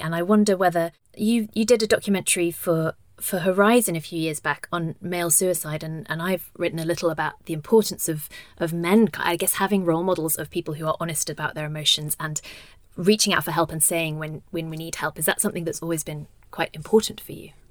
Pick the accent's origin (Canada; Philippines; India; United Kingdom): United Kingdom; now in Denmark; I am British and was raised Catholic